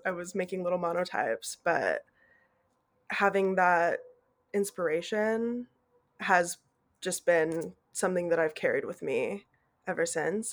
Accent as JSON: {"language": "English", "town": "Fort Collins", "region": "Colorado", "country": "United States", "tie": "born or raised there", "moved": "as an adult", "lives_now": "Knoxville, United States", "said": "I grew up in Fort Collins, Colorado"}